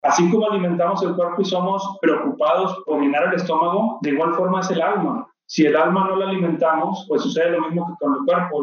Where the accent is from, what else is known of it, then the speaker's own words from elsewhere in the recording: Monterrey, Nuevo León, Mexico; Nací en Monterrey, Nuevo León, aquí donde, donde vivo actualmente